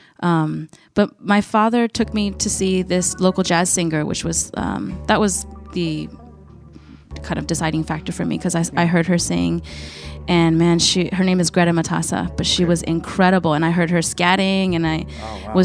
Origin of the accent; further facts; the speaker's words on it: Seattle, Washington, United States; moved away as an adult; now in Japan; I was born in Seattle.